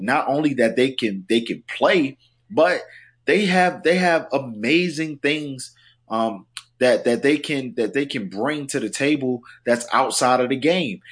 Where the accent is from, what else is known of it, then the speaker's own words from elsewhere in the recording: South Carolina, United States; also born or lived in New York; I'm a New Yorker at heart, but, you know, raised in South Carolina